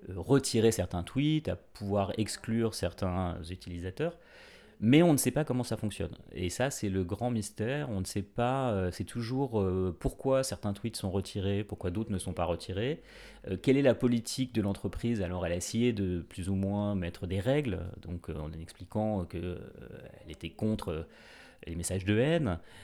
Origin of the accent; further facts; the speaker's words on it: France; on est français